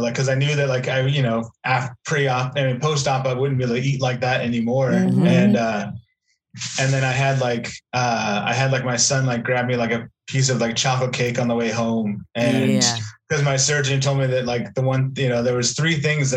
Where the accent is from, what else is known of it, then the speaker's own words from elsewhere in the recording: Portland, Oregon, United States; now in Texas, United States; I'm originally from Portland